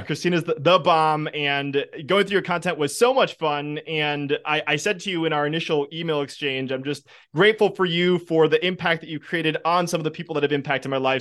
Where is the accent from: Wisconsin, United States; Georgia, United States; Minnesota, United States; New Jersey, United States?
Wisconsin, United States; I'm from Wisconsin